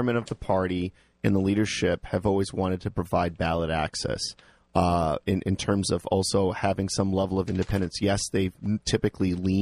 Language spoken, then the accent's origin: English; Liberia; now in Cheshire, United States; I was born in Liberia